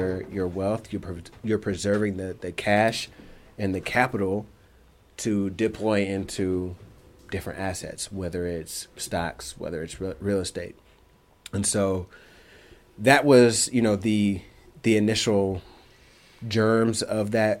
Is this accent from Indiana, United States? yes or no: yes; Indianapolis, Indiana, United States; moved away as an adult; also born or lived in Chicago; I'm from Indianapolis